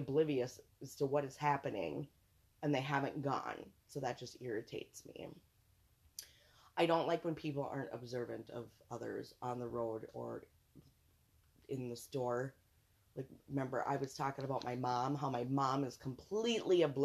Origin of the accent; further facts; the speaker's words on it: Montgomery, United States; I grew up in Montgomery. It was pretty horrific here.